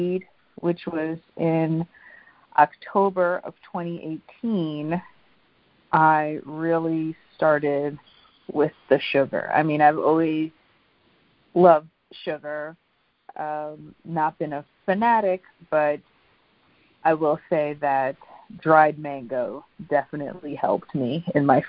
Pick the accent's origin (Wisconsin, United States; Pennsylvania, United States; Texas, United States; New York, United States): New York, United States; New York City; I grew up in Brooklyn as an only child in the 80s and 90s